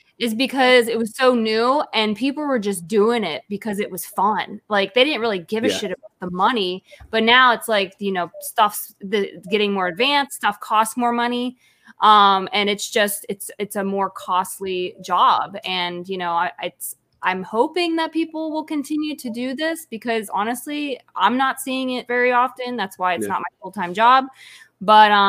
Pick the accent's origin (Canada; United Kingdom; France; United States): United States; Pittsburgh, Pennsylvania; moved away; I'm originally from Pittsburgh, which is, you know, George Romero. That's where he's always filmed Night of the Living Dead, Dawn of the Dead. I grew up right down the street from where Day of the Dead was filmed